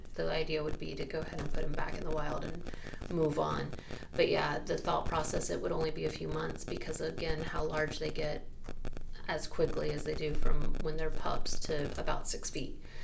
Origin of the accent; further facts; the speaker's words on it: Central Florida, United States; also born or lived in Jacksonville, Florida; I was actually born in Jacksonville and I was raised in Central Florida.